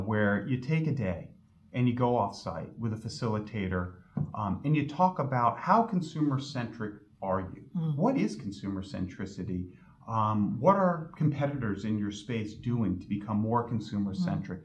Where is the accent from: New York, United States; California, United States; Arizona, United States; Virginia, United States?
New York, United States; now in Connecticut, United States; I grew up in New York, which borders Connecticut